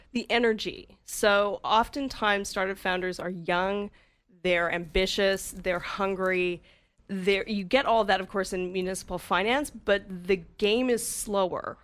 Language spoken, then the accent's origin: English; Calgary, Alberta, Canada; moved away as an adult; also born or lived in Vancouver, Canada; now in Whistler, Canada; I grew up in Calgary